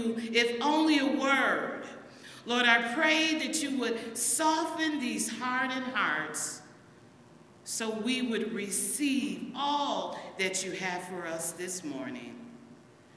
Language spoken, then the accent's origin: English; United States; my father and my mom moved up here, and I was raised in Gratiot Avenue